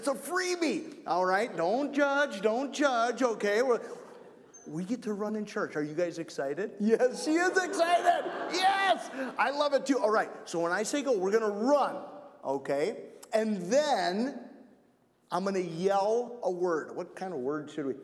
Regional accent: Wausau, Wisconsin, United States; I grew up in Wausau, out at St. John's, pretty old school, pretty conservative church

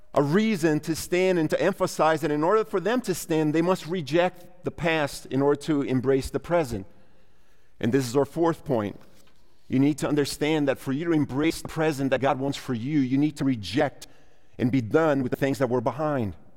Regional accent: Brazil; now in United States; I'm a Brazilian by bir-, birth. I'm an American by paperwork

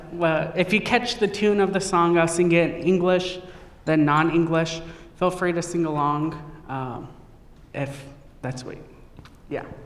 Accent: Yakama Nation, Washington, United States; I come from the Yakima Nation.

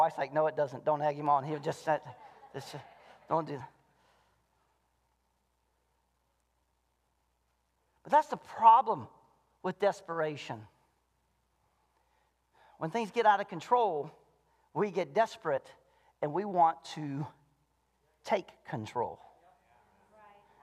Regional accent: the South, United States; moved away; I'm from the South, and we did revival twice a year

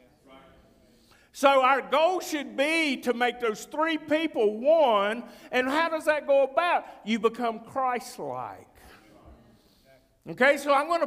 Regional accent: North Carolina, United States; I'm from North Carolina

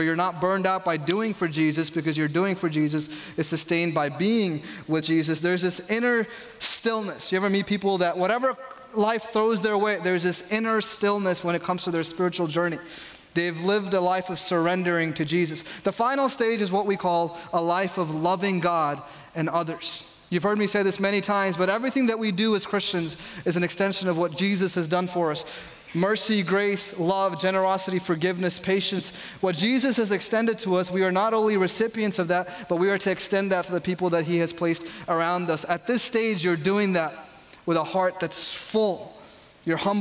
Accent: New York, United States; I grew up in New York

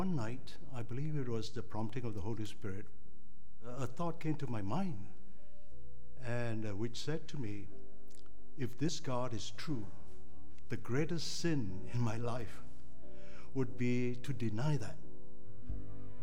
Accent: Malaysia; I was born in Malaysia in 1947.

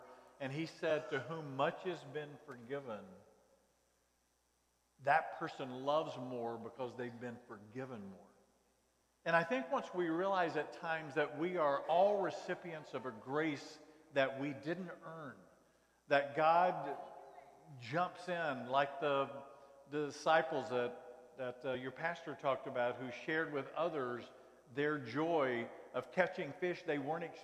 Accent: North Carolina, United States; I grew up in North Carolina.

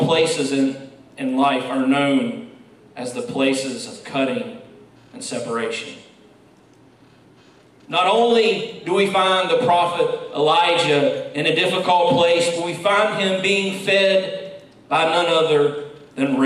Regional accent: West Virginia, United States; moved away; Growing up in West Virginia

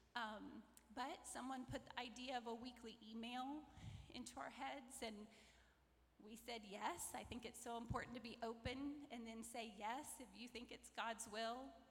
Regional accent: McIntosh, Florida, United States; I grew up outside of McIntosh, near Ocala

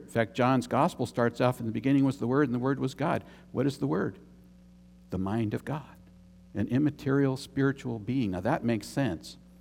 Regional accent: United States; also born or lived in Germany; I'm American.

